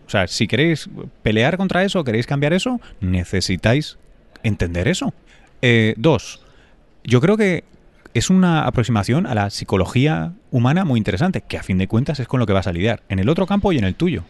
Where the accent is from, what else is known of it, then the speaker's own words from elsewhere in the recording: Spain; moved away; also born or lived in New York; yo soy español